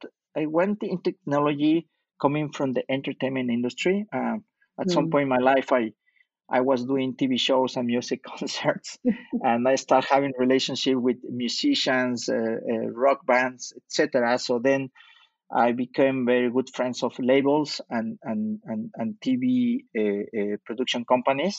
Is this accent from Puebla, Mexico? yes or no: no; Mexico City, Mexico; moved away as an adult; also born or lived in Utah, United States / Europe / Middle East / Canada; now in Montreal, Canada; I was born in Mexico City and raised in Mexico City until I was able to do my university in the United States